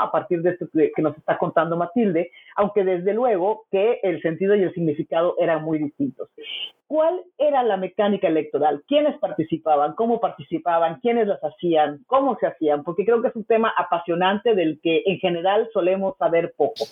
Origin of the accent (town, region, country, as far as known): Mexico